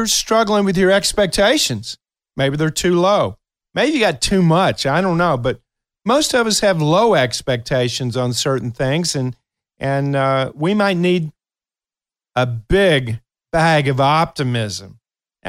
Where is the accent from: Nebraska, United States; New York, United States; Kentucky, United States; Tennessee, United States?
Kentucky, United States; moved away; my memories from my hometown is one where the downtown area, I love going down on Saturdays